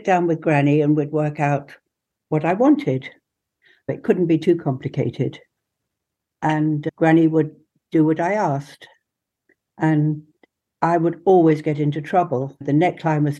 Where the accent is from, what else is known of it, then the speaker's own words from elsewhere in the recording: England, United Kingdom; I was first generation English